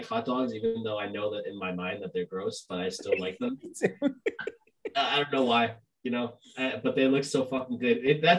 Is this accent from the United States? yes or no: no; Argentina; I'm from Argentina, so that's my team.